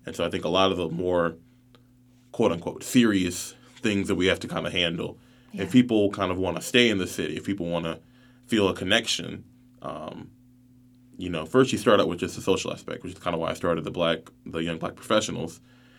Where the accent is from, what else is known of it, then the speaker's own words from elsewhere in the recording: North Carolina, United States; But I grew up even on the Seabreeze area of town, in the Ogden area, so near like Parkwood and Weaver Acres.